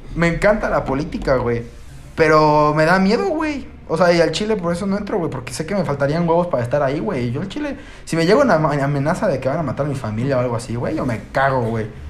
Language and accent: Spanish; Mexico